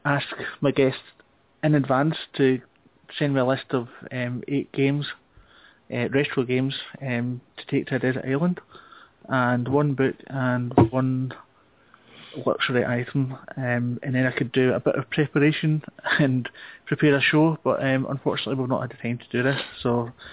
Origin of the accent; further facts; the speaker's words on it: Scotland, United Kingdom; accent: Scottish; I will try and slow down my accent, because I know the Scottish accent is not an easy one to understand